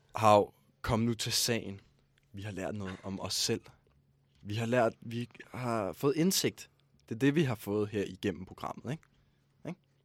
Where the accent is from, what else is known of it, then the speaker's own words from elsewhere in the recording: Ballerup, Capital Region of Denmark, Denmark; jeg er fra Ballerup